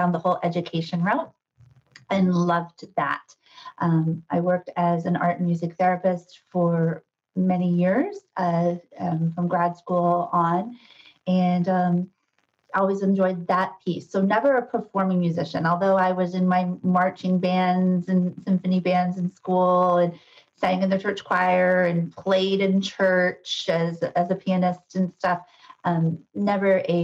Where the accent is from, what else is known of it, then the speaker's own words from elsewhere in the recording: Ohio, United States; moved away as an adult; also born or lived in Madison, Wisconsin / Lehigh Valley, Pennsylvania; now in Sudbury, United States; I'm not a native New Englander. I'm a Midwesterner. I was born and raised in Ohio